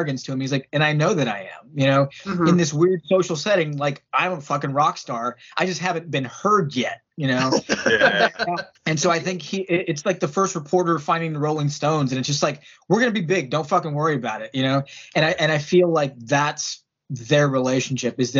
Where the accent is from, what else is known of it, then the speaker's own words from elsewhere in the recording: San Antonio, Texas, United States; moved away as an adult; now in Pittsburgh, United States; I was born in Texas